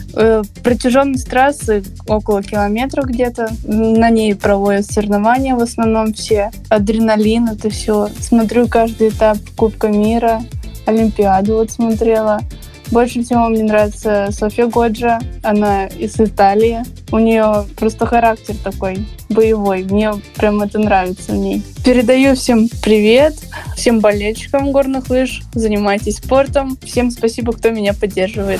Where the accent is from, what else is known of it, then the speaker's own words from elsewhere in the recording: Mezhdurechensk, Kemerovo Oblast, Russia; вся семья из Междуреченска, я родилась тоже в Междуреченске